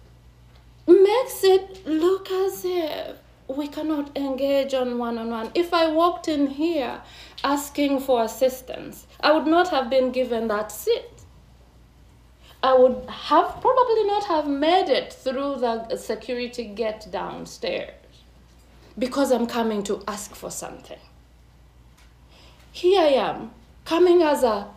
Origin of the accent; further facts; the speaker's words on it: Uganda; moved away as an adult; now in Ottawa, Canada; I come from Uganda, I come from East Africa